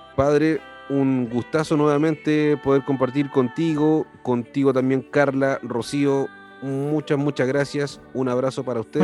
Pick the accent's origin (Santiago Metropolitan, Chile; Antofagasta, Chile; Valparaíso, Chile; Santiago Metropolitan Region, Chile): Valparaíso, Chile; Viña del Mar; nosotros somos de Viña del Mar